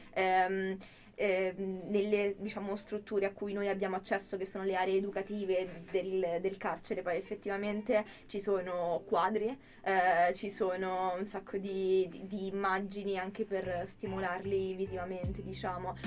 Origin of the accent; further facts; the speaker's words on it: Rome, Lazio, Italy; moved away as an adult; now in Milan, Italy; Io vengo da Roma